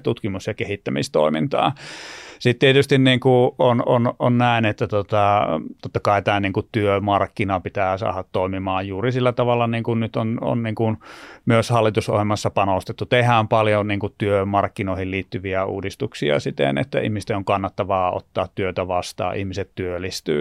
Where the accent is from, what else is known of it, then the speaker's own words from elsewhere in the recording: Lieksa, North Karelia, Finland; moved away as an adult; also born or lived in Turku; aina pitää muistaa ne synnyn, synnyn sijat ja konnut tuolta Itä-Suomesta. Eli mä olen Lieksasta lähtöisin